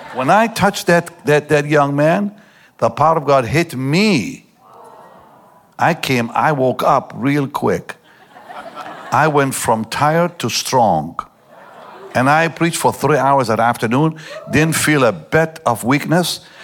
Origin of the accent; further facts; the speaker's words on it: Israel; I grew up in Israel